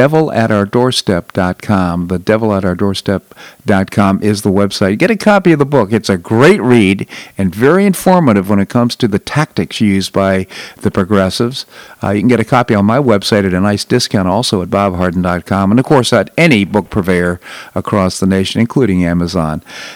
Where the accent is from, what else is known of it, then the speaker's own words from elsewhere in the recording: Washington, District of Columbia, United States; all the situs for this for his book is in Washington, D.C., and I enjoyed it so much because it's my hometown. It's where I grew up.